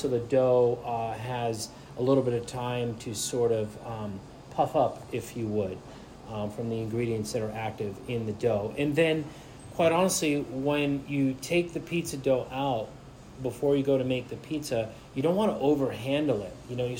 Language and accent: English; United States; also born or lived in New Jersey; now in Seattle, United States; I grew up on the East Coast in New York and New Jersey